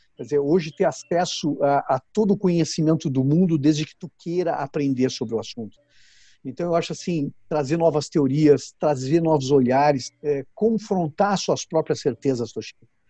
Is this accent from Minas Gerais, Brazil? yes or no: no; Porto Alegre, Rio Grande do Sul, Brazil; Eu nasci em uma cidade chamada Rio Grande, que é bem no sul do Brasil, uhum. é, e me criei em Porto Alegre